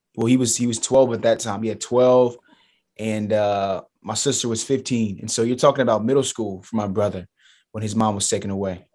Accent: Charleston, South Carolina, United States; Charleston Southern University. So, it's a mid-major Division One school in my hometown

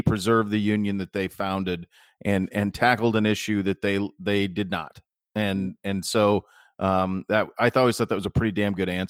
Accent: Montana, United States; I grew up in Montana

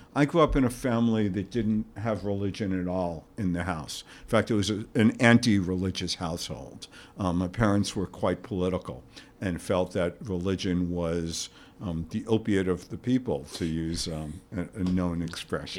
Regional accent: New York, United States; moved away as an adult; also born or lived in Santa Barbara, California; We are both from New York

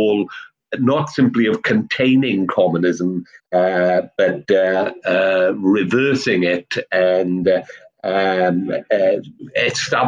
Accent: South Wales, United Kingdom; moved away; I come from South Wales, that's the Labour heartland. Well, it was when I was there anyway

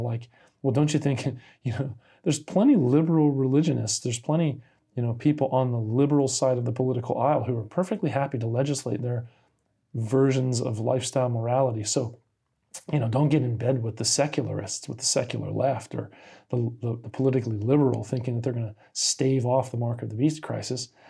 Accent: Key West, Florida, United States; I grew up in Key West, Florida

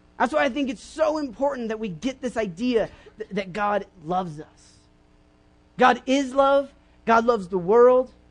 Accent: Oklahoma, United States; I grew up in Oklahoma

